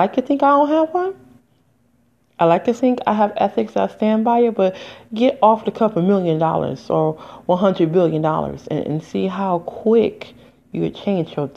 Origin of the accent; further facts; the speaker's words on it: United States; I am an American